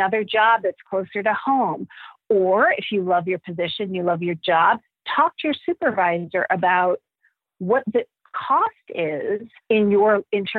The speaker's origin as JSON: {"language": "English", "town": "Cleveland", "region": "Ohio", "country": "United States", "tie": "born or raised there", "moved": "yes", "said": "I grew up in Cleveland and my husband and I, both of our families are back in Cleveland."}